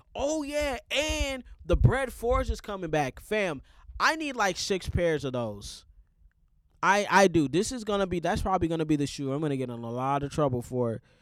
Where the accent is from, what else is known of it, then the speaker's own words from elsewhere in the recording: Minnesota, United States; as a Minnesotan